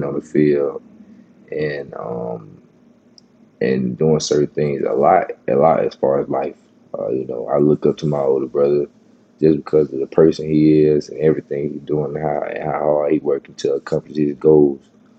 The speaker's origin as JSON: {"language": "English", "town": "Horn Lake", "region": "Mississippi", "country": "United States", "tie": "born or raised there", "said": "I grew up in Horn Lake"}